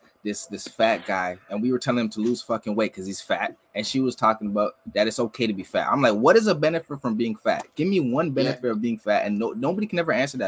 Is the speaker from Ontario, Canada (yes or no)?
yes; Brampton, Ontario, Canada; I'm from Brampton